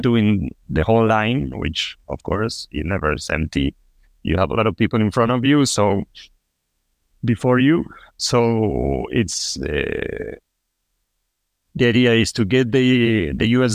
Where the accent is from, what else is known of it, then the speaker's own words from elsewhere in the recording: Buenos Aires, Argentina; also born or lived in Costa Rica / Peru; now in Toronto, Canada; I am originally from Argentina. I was born in Buenos Aires, uh, but I lived in Costa Rica. I lived in Peru, and now I'm living in Canada.